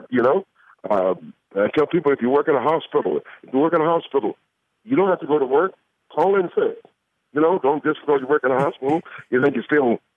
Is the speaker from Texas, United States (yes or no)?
no; Atlanta, Georgia, United States; I'm from Atlanta, Georgia.